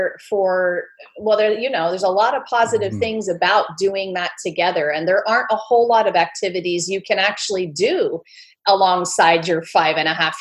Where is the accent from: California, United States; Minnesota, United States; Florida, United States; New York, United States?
California, United States; I grew up in California